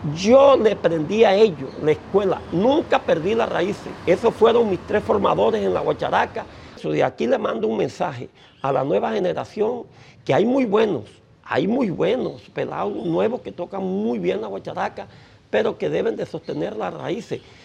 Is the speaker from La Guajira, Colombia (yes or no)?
yes; Caracolí, La Guajira, Colombia; also born or lived in San Juan del Cesar; cuando me vine de, del pueblo de, de Caracolí y aterricé en San Juan del Cesar